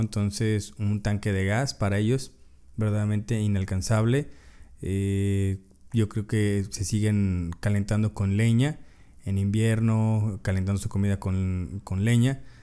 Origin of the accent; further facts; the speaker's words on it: Mexico; muchos de nosotros como mexicanos